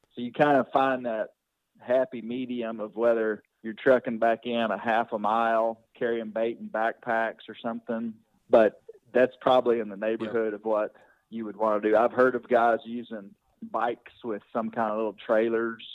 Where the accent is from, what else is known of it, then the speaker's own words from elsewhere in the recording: Arkansas, United States; I grew up here in Arkansas